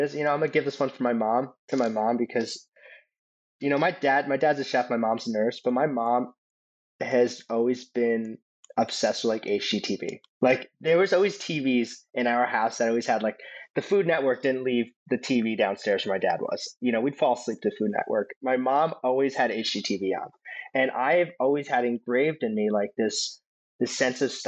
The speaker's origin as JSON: {"language": "English", "region": "East Coast", "country": "United States", "said": "we're from the East Coast"}